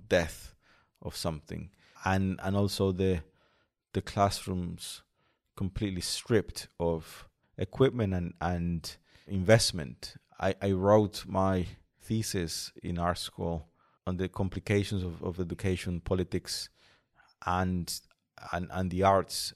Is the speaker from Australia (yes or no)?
no; Colombia; moved away; in Colombia, in, in my hometown